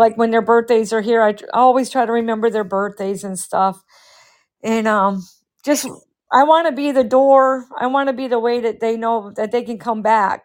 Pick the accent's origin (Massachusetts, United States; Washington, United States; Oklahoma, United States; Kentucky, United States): Massachusetts, United States; We were raised in Massachusetts